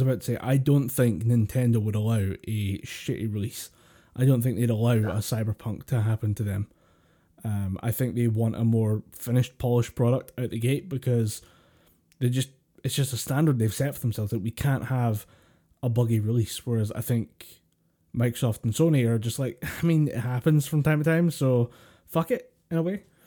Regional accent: Scotland, United Kingdom; We're, we're, we're Scottish.

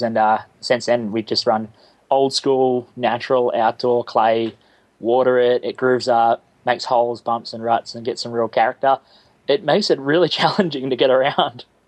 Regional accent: Australia; I'm the Australian version of you

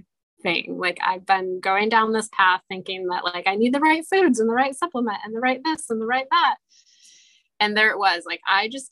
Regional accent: Michiana, Midwest, United States; also born or lived in North Dakota; I grew up in the Michiana community and I went away for a few years

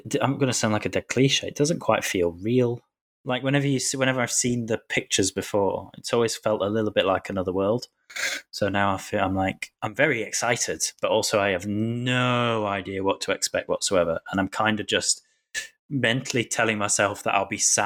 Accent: Rotherham, Yorkshire and the Humber, United Kingdom; I'm from Rotherham and I grew up on council estate.

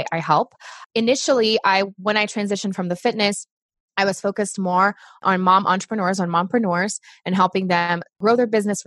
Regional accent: Brazil; English is a second language; moved away as an adult; now in United States; I'm originally from Brazil. I was born there

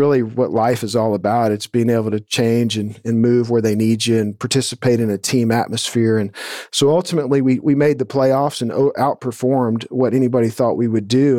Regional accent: Atascocita, Texas, United States; I grew up in Atascocita here, which is northeast of Houston, just a suburb

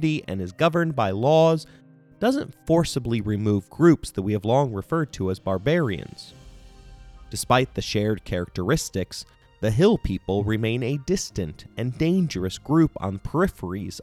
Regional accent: Indiana, United States; my home state of Indiana

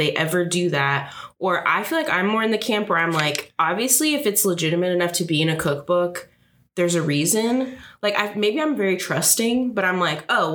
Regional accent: California, United States; moved away; I'm from California originally

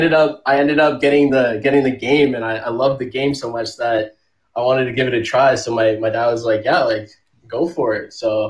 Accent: Toronto, Ontario, Canada; moved away as an adult; now in Las Vegas, United States; I'm from Toronto, Ontario.

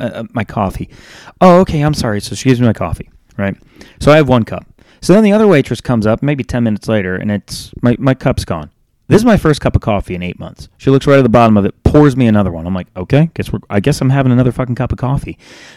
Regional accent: Charlotte, North Carolina, United States; I'm from Charlotte

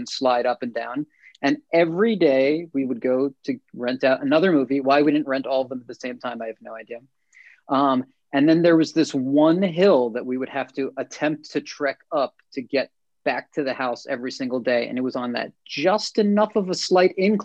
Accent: United States; I'm more of a product of just growing up on the East Coast, Jersey, New York

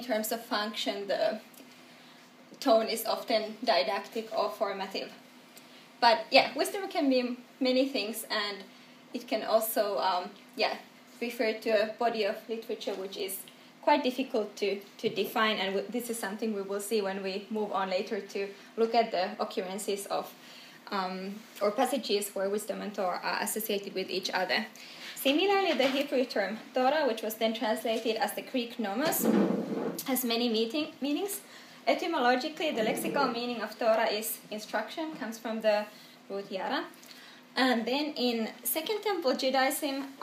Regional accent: Helsinki, Uusimaa, Finland; also born or lived in Manchester / New Haven / Jerusalem; I come from Helsinki

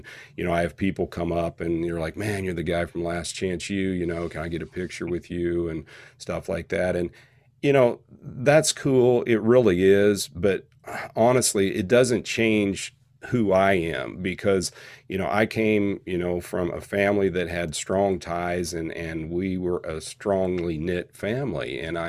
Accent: Independence, Kansas, United States; You know, I'm a guy from Independence, man. I work like 13 miles away as a wellness coordinator in even a smaller town in Neodesha, Kansas.

